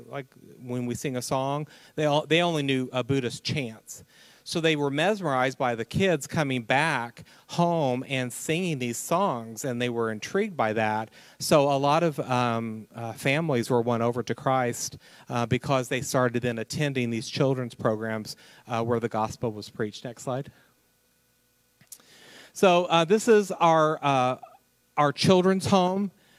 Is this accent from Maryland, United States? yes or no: no; Indiana, United States; Jim and I are from Indiana.